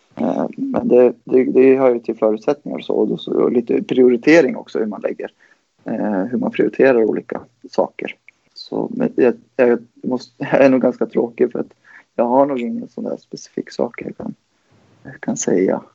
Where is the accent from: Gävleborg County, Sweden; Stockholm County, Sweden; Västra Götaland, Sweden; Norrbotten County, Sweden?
Gävleborg County, Sweden; Gävle; moved away as an adult; now in Uppsala, Sweden; jag är född i Uppsala. Jag kom till Gävle när jag var två